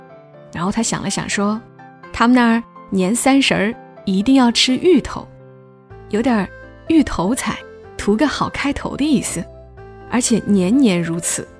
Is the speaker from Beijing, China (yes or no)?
no; Ningxiang, Hunan, China; 我是湖南宁乡人，我们的方言“煮的烂”会讲成“煮的发”，